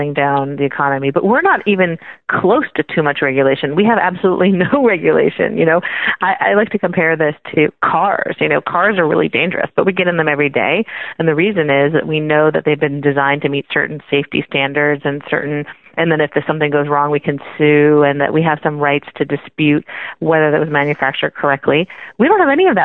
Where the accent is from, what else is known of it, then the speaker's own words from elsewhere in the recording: Silicon Valley, California, United States; I grew up in the Silicon Valley back when you used to pay money for software